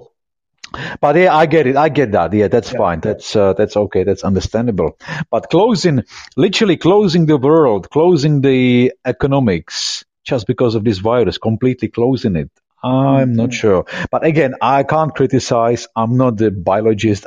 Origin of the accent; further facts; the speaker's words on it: Czechia; now in Brighton, United Kingdom; I come from Czech Republic